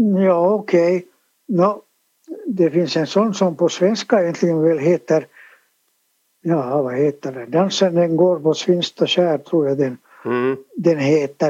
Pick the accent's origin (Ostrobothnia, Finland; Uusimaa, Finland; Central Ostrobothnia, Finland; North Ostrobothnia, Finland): Uusimaa, Finland; Helsinki; also born or lived in Sipoo; Jag är född på Eira sjukhus i Helsingfors